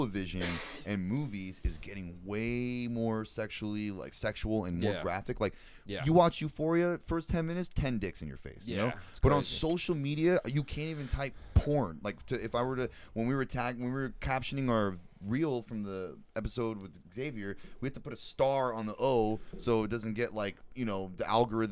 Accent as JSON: {"language": "English", "area": "Orange County", "region": "California", "country": "United States", "tie": "born or raised there", "also_born_or_lived": "Los Angeles", "said": "I was born in LA, but I grew up mostly in Orange County."}